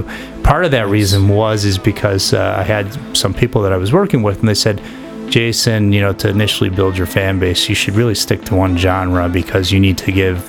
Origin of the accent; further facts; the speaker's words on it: Chicago, Illinois, United States; moved away as an adult; now in California, United States; I grew up in Chicago.